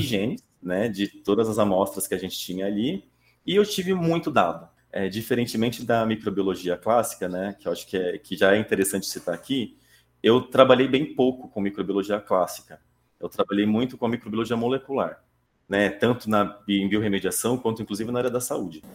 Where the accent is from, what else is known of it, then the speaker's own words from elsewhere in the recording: Taquaritinga, São Paulo, Brazil; Eu comecei lá atrás, né, no interior de São Paulo, uma cidadezinha chamada Taquaritinga